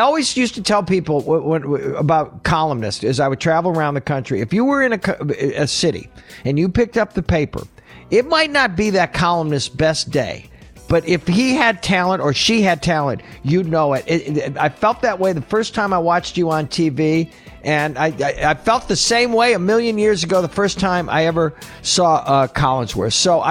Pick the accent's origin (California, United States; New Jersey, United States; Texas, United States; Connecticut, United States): Connecticut, United States; The only history we share is we're both from Connecticut